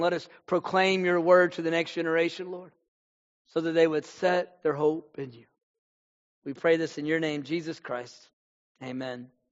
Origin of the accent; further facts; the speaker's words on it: Texas, United States; also born or lived in Houston, Texas / Fort Worth, Texas; I'm from Texas. Right now I'm in Fort Worth, Texas. I've been in North Texas uh, for a lot of my life.